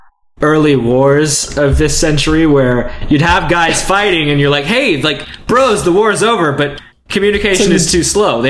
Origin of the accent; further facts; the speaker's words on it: South Texas, United States; I'm from South Texas.